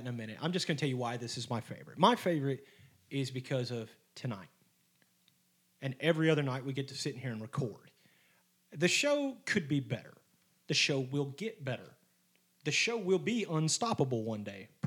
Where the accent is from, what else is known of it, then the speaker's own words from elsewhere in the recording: Arkansas, United States; we're from Arkansas.